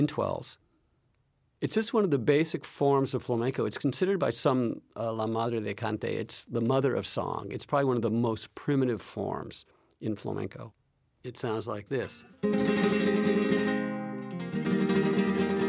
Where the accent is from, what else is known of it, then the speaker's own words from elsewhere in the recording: United States; also born or lived in Seville, Spain; having been born here in the United States